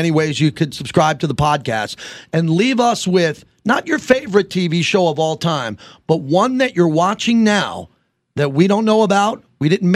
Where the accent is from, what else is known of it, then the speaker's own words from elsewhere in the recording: New York, United States; we're from New York.